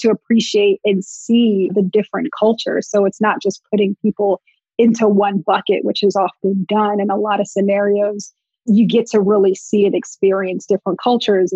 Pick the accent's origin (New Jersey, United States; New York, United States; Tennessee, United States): New Jersey, United States; Montclair; I grew up in Montclair, New Jersey, very diverse setting, diverse town